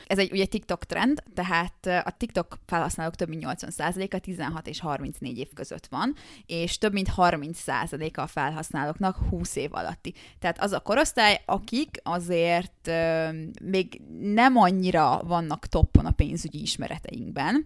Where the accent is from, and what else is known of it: Hungary